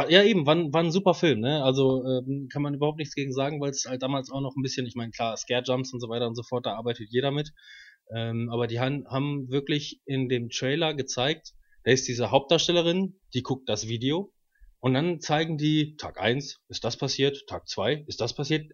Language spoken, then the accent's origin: German; Waltrop, North Rhine-Westphalia, Germany; Ich bin 27, wohne in Waltrop